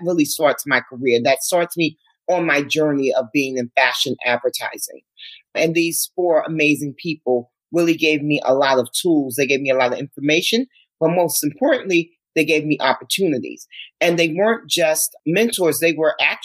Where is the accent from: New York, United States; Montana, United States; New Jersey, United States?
New York, United States; New York City; I could have said I was from Manhattan because I am from Manhattan, but I chose to say I was from Harlem